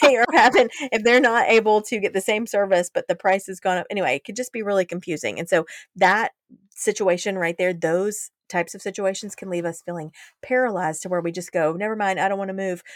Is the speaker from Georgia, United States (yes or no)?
yes; Georgia, United States; I'm from Georgia